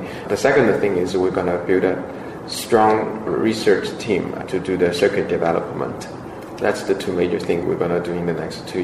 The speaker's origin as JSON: {"language": "English", "region": "Shanghai", "country": "China", "tie": "born or raised there", "also_born_or_lived": "United States", "moved": "yes", "said": "Shanghai is my hometown"}